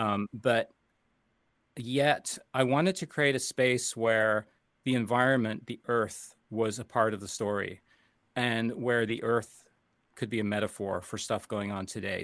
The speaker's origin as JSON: {"language": "English", "town": "Toronto", "region": "Ontario", "country": "Canada", "tie": "born or raised there", "also_born_or_lived": "United States", "moved": "yes", "said": "I'm Canadian and American, um, but I started in Canada as, um, really studying as a youngster"}